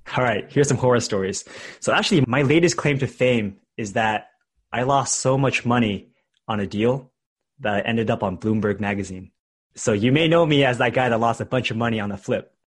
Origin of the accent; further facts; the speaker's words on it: Bay Area, California, United States; I grew up in the Bay Area in a different city